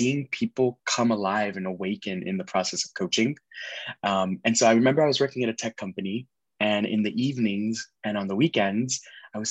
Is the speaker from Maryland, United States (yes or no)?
no; Miami, Florida, United States; moved away as an adult; also born or lived in Nashville; I was born and raised in Miami, Florida.